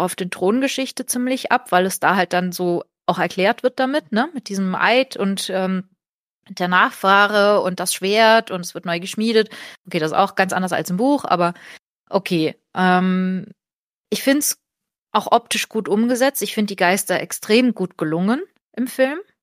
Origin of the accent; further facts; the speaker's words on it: Portugal; now in Germany; ich bin in Portugal aufgewachsen